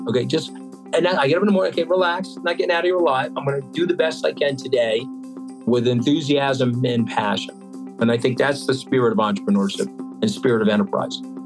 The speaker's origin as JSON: {"language": "English", "area": "Long Island", "region": "New York", "country": "United States", "tie": "born or raised there", "said": "I used to go into the apartment buildings in my hometown uh, where all these blue collar people lived"}